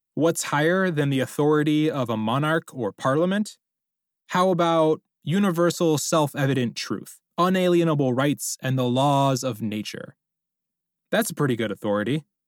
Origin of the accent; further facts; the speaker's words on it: United States; we Americans